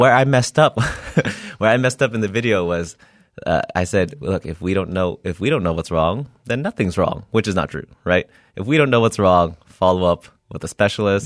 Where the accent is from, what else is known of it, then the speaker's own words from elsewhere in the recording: Milpitas, California, United States; I grew up in Milpitas, California